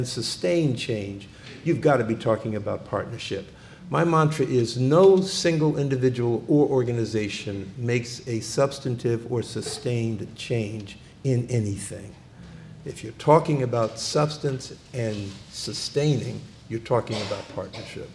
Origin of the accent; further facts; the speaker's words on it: Philadelphia, Pennsylvania, United States; moved away as an adult; also born or lived in Boston; I am from born and raised in Philadelphia